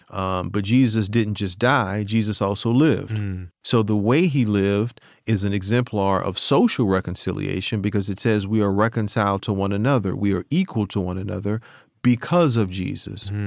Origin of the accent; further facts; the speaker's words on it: New Orleans, Louisiana, United States; I'm from New Orleans.